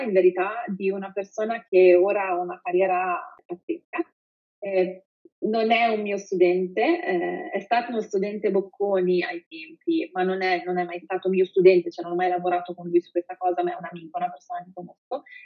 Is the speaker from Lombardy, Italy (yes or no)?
yes; Pavia, Lombardy, Italy; vengo da Pavia